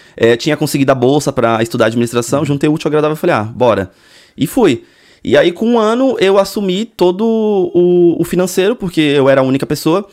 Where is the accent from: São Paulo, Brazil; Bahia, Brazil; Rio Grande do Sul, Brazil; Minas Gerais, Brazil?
São Paulo, Brazil; Cubatão; moved away as an adult; also born or lived in Santos; eu nasci em Santos. Aham. Uhum. É, litoralzão. Mas eu morava. Só nasci só. Uhum. Mas eu morava numa cidade vizinha, Cubatão.